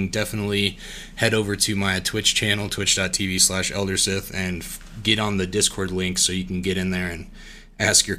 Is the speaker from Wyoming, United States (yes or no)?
yes; Wyoming, United States; being from Wyoming, we don't have any professional sports teams at all